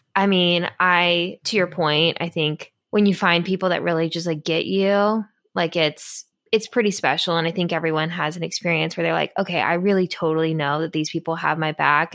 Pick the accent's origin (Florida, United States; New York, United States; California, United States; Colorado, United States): Florida, United States; now in Washington, D.C., United States; I'm from Florida.